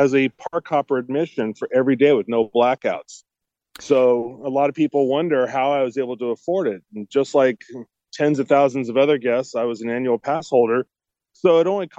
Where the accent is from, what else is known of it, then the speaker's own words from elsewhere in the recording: Southern California, United States; I grew up here in Southern California